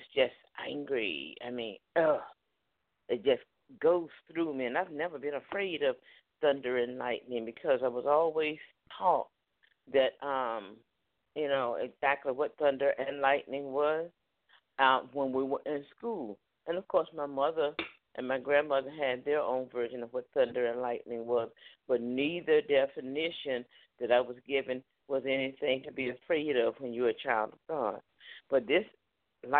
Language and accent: English; Newport News, Virginia, United States; moved away; also born or lived in Charlotte, North Carolina; I was raised up in Newport News